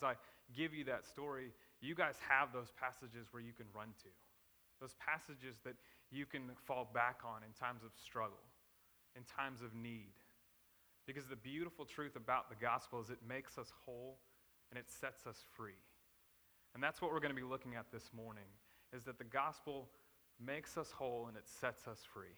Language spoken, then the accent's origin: English; South Florida, United States; moved away as an adult; now in Midwest, United States; I'm originally from Florida, so I came up here a couple of years ago to help plant the church with Dwayne.